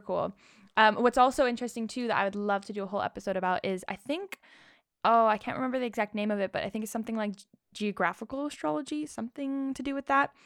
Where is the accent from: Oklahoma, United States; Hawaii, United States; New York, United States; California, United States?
California, United States; Rancho Mirage; now in London, United Kingdom; I was born in Rancho Mirage, California, and now I'm in London